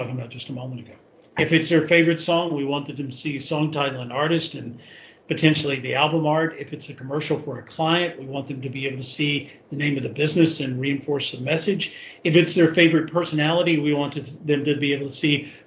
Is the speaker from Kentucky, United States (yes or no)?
yes; Kentucky, United States; Kentucky, which is my home state